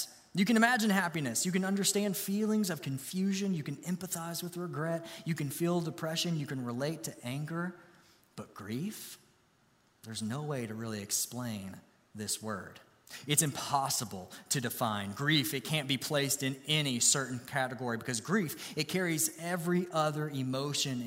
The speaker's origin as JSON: {"language": "English", "town": "Grayson", "region": "Kentucky", "country": "United States", "tie": "born or raised there", "said": "I grew up in Grayson, Kentucky"}